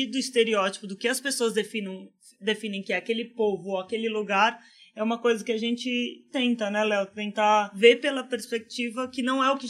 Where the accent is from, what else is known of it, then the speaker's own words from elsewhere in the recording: Mato Grosso do Sul, Brazil; eu cresci no Mato Grosso do Sul, interior, é, bem fazenda, assim